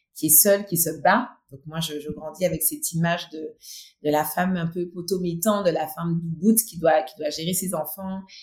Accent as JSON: {"language": "French", "country": "Martinique", "tie": "born or raised there", "also_born_or_lived": "mainland France"}